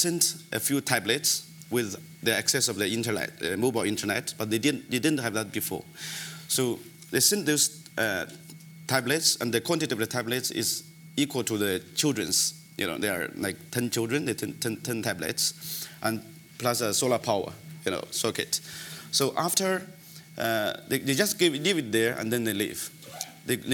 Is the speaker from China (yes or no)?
yes; China; moved away as an adult; also born or lived in Democratic Republic of the Congo / Kenya / Jakarta, Indonesia; I was born in China when I was, I only get access to the electricity when I was 11 years old. It's a remote area, village